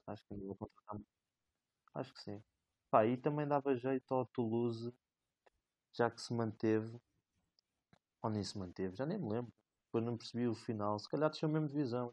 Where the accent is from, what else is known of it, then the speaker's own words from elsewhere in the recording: Resende, Norte, Portugal; o Rezende, o clube da minha terra natal